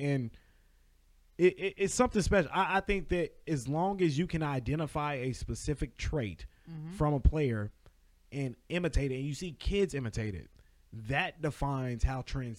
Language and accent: English; Dallas, Texas, United States; growing up in Dallas